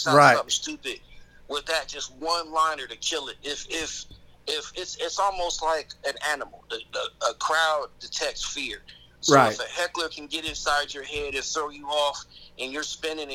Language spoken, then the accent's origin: English; Columbus, Ohio, United States; I grew up in Columbus